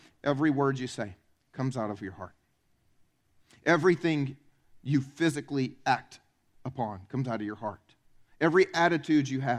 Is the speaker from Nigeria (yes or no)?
no; the South, United States; I'm from the South